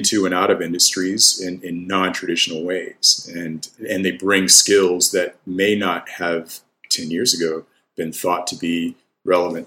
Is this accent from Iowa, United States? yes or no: no; the South, Georgia, United States; for me, it really sort of came home how different I was whenever we moved to Georgia